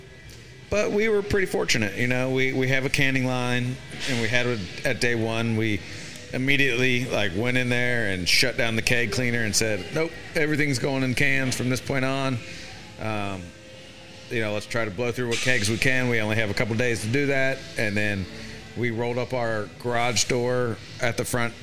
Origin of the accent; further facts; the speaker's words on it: Cincinnati, Ohio, United States; moved away as an adult; also born or lived in Knoxville, Tennessee; now in Houston, United States; 17 years in Cincinnati, Ohio. That's where I was born and raised and the family is.